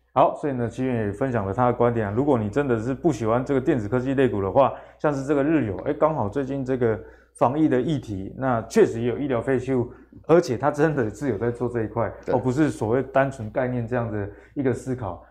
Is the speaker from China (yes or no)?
no; Taiwan; 我们台湾人嗯。奴性这么重